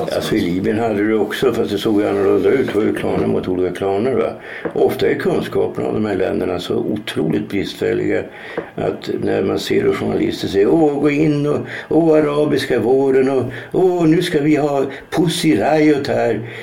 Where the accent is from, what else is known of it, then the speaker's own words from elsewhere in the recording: Norrland, Sweden; moved away; jag kommer ju från Norrland